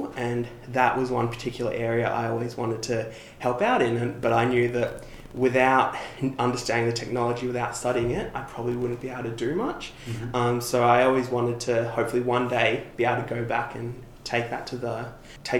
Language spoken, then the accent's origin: English; Melbourne, Victoria, Australia; I grew up here in Melbourne, but my dad was actually originally from Kenya